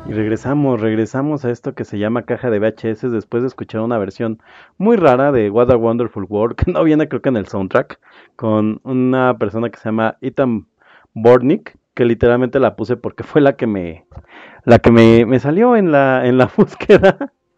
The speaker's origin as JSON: {"language": "Spanish", "region": "State of Mexico", "country": "Mexico", "said": "yo soy mexiquense"}